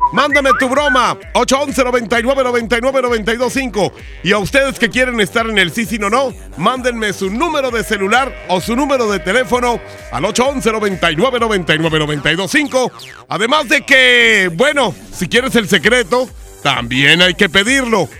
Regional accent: northern Mexico, Mexico; como los norteños que somos

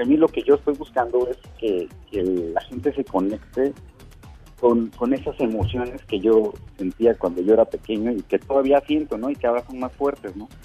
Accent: Mexico; moved away as an adult; now in Finland; los mexicanos

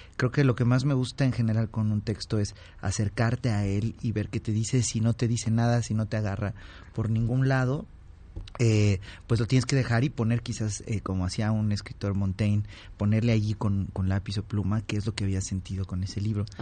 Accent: Oaxaca, Mexico; oaxaqueña, ahora te voy a decir el, nombre, una paisana mía

